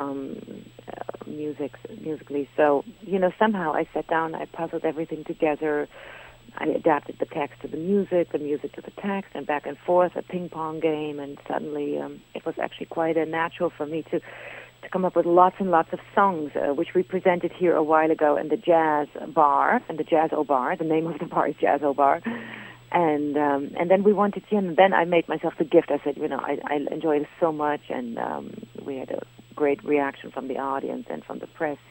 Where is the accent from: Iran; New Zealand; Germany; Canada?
Germany; moved away as an adult; also born or lived in Berlin, Germany / London, United Kingdom / Paris, France; now in New York, United States; I'm a German. But really, today, what I am is a New Yorker